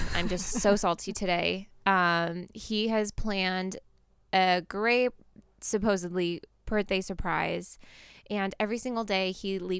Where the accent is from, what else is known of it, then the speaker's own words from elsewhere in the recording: Portland, United States; I grew up in Portland